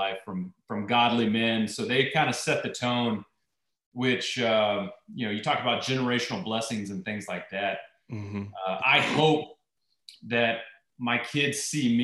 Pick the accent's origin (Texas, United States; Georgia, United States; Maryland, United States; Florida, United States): Texas, United States; Irving; I grew up in Irving, Texas, which was just right outside of Dallas